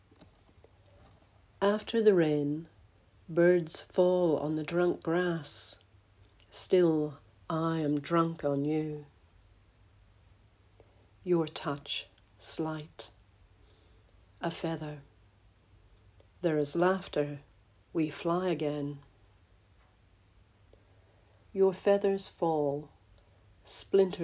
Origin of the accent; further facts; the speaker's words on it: Belfast, Northern Ireland, United Kingdom; now in Australia; I live in Australia, but I was born in Belfast